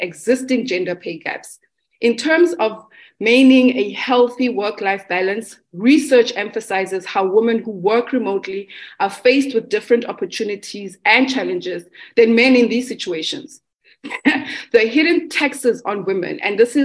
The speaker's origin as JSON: {"language": "English", "country": "South Africa", "said": "I am a South African Black femme."}